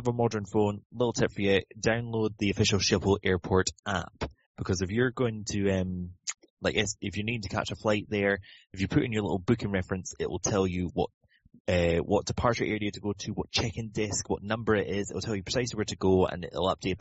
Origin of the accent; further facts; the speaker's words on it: Inverness, Scotland, United Kingdom; I was flying away from Inverness, my hometown, to Amsterdam